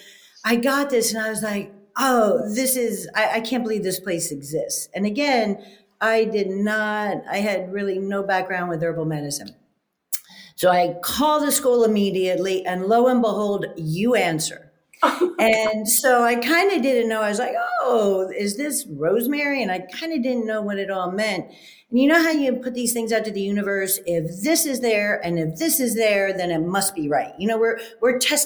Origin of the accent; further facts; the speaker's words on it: Southeast, United States; the Southeast girl had to travel north to find her flock